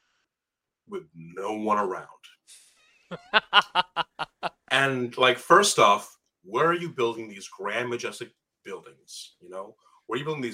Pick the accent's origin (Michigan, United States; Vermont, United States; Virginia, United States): Michigan, United States; I grew up in Michigan, and the old joke was we have two seasons